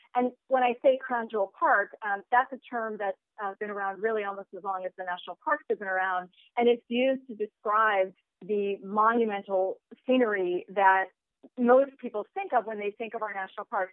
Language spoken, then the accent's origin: English; New Jersey, United States; moved away as an adult; also born or lived in Washington; I grew up in New Jersey, uh, up in the suburbs